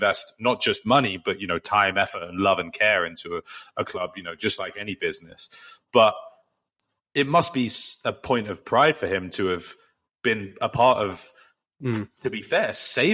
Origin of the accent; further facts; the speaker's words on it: London, United Kingdom; growing up in London